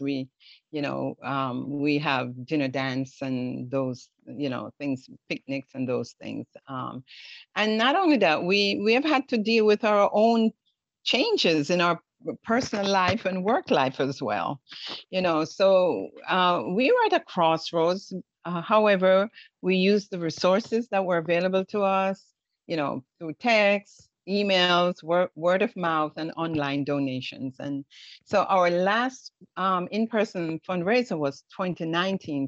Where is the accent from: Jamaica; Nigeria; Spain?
Jamaica; now in United States; as a Jamaican